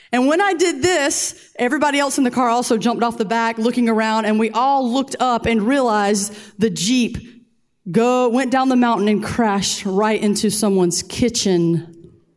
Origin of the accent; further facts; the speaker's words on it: Columbia, South Carolina, United States; We're from Columbia. It never snows here